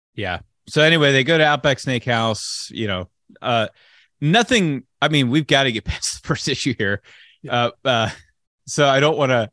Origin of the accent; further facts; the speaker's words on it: United States; an American citizen